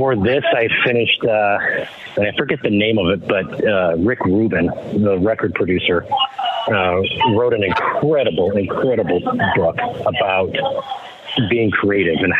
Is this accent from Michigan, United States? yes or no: yes; Detroit, Michigan, United States; moved away; growing up in Detroit